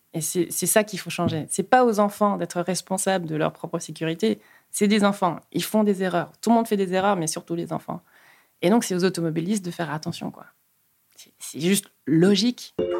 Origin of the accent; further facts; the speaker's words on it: Luxembourg; now in Brussels, Belgium; je suis luxembourgeoise d'origine péruvienne euh, j'habite Bruxelles depuis 12 ans